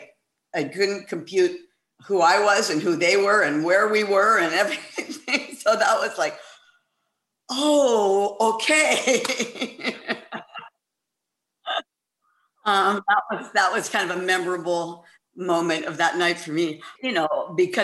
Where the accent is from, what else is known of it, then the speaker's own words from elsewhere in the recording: San Francisco, California, United States; I was born and raised in San Francisco